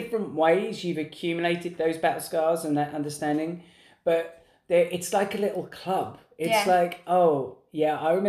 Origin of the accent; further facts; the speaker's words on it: England, United Kingdom; we're English